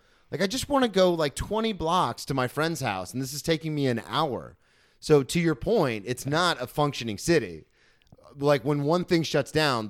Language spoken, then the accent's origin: English; Florida, United States; I came from Florida.